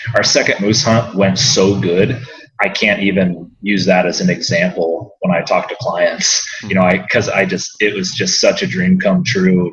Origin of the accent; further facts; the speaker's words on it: Iowa City, Iowa, United States; I was uh, born and raised in Iowa City, Iowa, and did the uh, normal Midwestern kid routine growing up